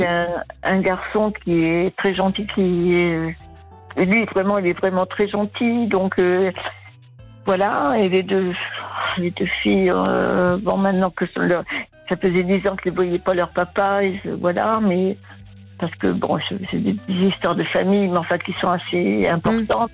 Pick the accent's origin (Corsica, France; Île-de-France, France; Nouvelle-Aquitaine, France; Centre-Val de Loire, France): Nouvelle-Aquitaine, France; Vienne; je suis de la Vienne